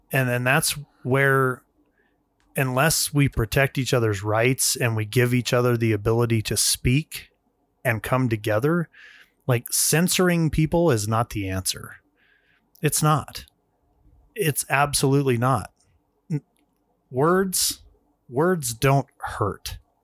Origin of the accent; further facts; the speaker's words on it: United States; as an American